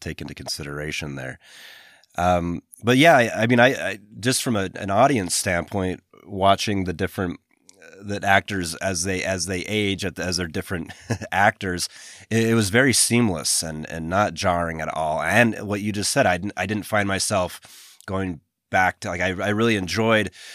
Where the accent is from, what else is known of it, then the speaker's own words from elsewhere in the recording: United States; I'm an American